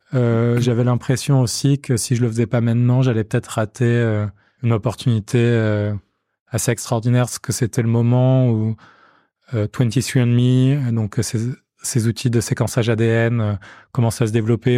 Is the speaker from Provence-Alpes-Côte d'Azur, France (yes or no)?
yes; Marseille, Provence-Alpes-Côte d'Azur, France; moved away as an adult; je suis né, j'ai grandi à Marseille